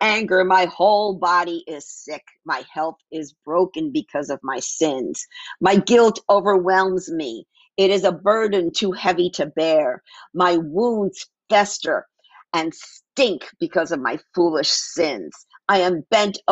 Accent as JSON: {"language": "English", "town": "New York City", "region": "New York", "country": "United States", "tie": "born or raised there", "moved": "yes", "lives_now": "Phoenix, United States", "said": "I grew up in New York City."}